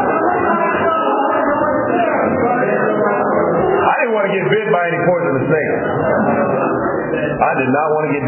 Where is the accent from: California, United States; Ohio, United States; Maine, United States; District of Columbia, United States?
California, United States; Los Angeles; I'm from Los Angeles, California. Well, originally I'm from Africa, but that's 400 years ago.